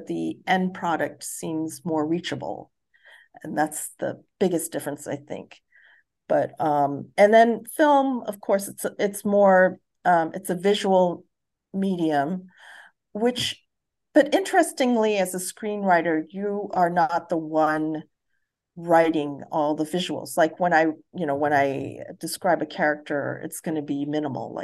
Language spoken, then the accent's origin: English; Hawaii, United States; also born or lived in Missouri / Japan / Guam; I grew up in Hawaii